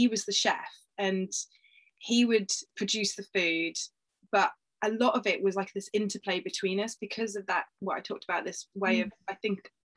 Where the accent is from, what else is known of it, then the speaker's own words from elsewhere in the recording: United Kingdom; being like a British sort of girl or woman